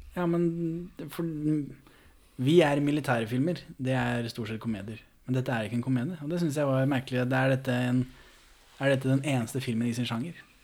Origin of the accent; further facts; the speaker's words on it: Moss, Østfold, Norway; jeg er jo født og oppvokst i Moss